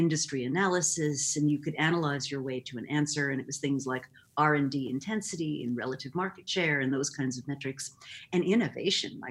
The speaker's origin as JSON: {"language": "English", "town": "Rochester", "region": "New York", "country": "United States", "tie": "born or raised there", "said": "I grew up in Rochester, New York, and moved to New York City to go to Barnard College in the late 70s"}